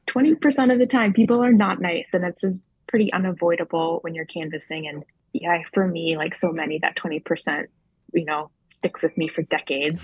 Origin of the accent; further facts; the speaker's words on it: Maine, United States; in 2018, I ran for my hometown district 88.